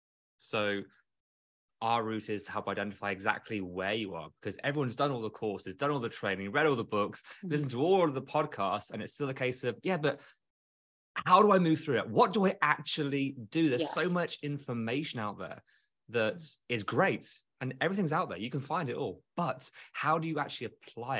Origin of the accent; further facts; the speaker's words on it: United Kingdom; moved away as an adult; now in United States; I'm British